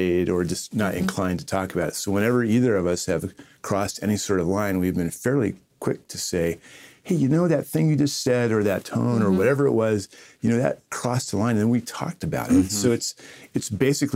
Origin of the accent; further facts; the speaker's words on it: Southern California, United States; I'm from Southern California